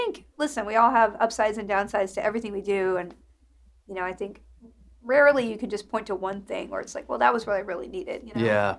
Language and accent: English; Alabama, United States; also born or lived in Mississippi / Texas / Kentucky / Virginia; How well, I grew up in Alabama, Mississippi, and other places.